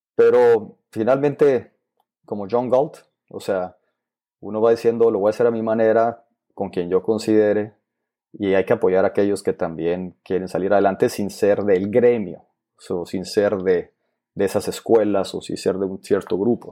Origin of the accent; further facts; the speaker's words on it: Agua Prieta, Sonora, Mexico; moved away; Vengo de un pueblo de Sonora que se llama Guaprieta, Sonora, que está en el norte, es frontera.